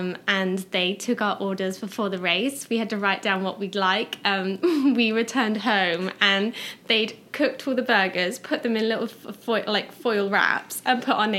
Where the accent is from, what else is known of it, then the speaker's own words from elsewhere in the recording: United Kingdom; I'm from the UK.